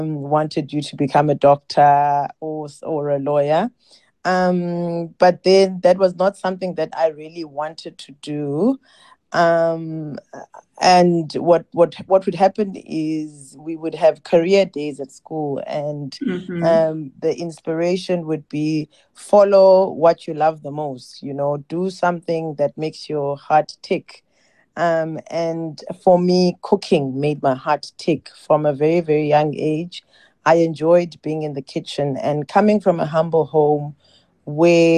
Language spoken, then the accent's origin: English; East London, Eastern Cape, South Africa; moved away as an adult; also born or lived in Ekala, Eastern Cape; now in Cape Town, South Africa; I was born in Ekala, which is a rural village. And because of studies, my mom moved us to a small town called East London, where I completed my primary and high school.